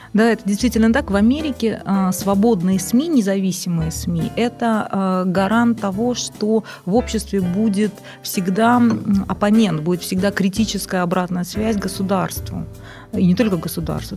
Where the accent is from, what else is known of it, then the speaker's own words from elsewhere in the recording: Saint Petersburg, Russia; moved away as an adult; also born or lived in Baton Rouge, Louisiana, United States; нигде, в принципе, кроме Санкт-Петербурга, долго не жила